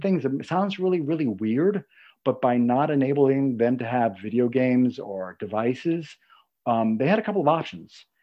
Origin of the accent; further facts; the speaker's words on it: New York, United States; I'm from New York